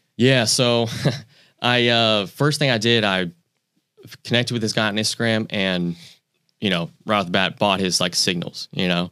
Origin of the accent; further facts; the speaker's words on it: Pensacola, Florida, United States; also born or lived in New York; I grew up in Pensacola